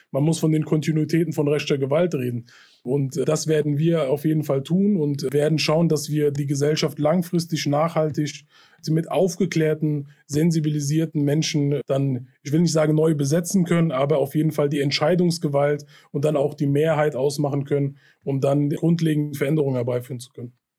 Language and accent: German; Hanau, Hesse, Germany; meine Heimatstadt trifft, in der ich aufgewachsen bin und geboren bin